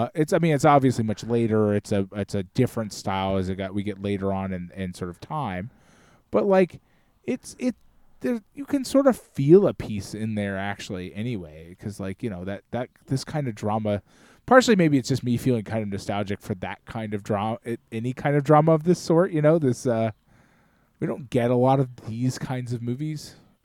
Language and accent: English; Scotland, United Kingdom; As you can tell, I'm Scottish, man.